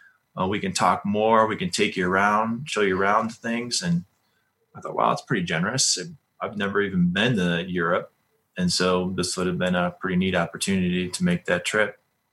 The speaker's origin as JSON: {"language": "English", "region": "Colorado", "country": "United States", "said": "And of course, you know, we're from Colorado and we know all about Young Life here and this organization."}